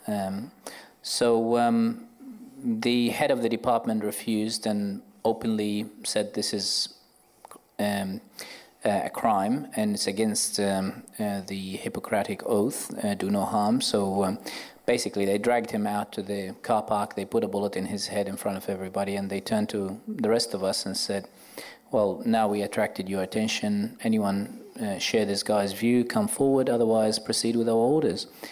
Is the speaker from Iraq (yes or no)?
yes; Baghdad, Baghdad Governorate, Iraq; moved away as an adult; now in Australia; I was born in Iraq. I um, lived 27 years in Baghdad